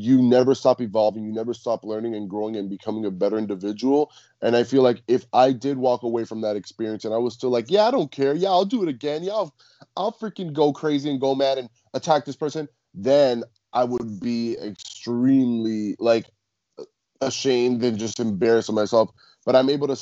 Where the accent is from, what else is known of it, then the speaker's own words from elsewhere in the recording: Cuba; I'm Cuban. So I think like growing up in the Latin culture